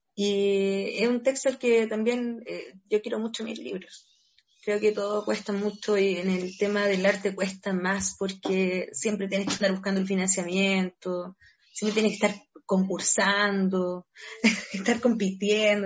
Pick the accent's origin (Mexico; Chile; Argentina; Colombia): Chile; San Antonio, Valparaíso; Yo crecí en, San Antonio, me crié en San Antonio, nací allá, me crié en Cerro Alegre